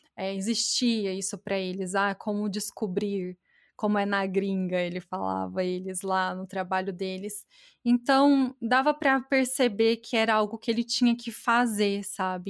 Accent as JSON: {"language": "Portuguese", "town": "Batatais", "region": "São Paulo", "country": "Brazil", "accent": "interior paulista, caipira, more mineiro than paulista", "moved": "yes", "said": "meu sotaque é do interior paulista, eu sou de Batatais."}